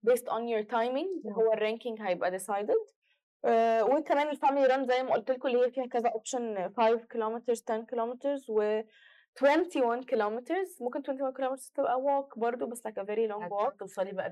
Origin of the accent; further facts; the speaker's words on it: Egypt; احنا عندنا في مصر انت عشان تنطلقي من حته لحته بجد بت انت بتسوقي اصلا كتير يعني مكان الاماكن دايما بعيده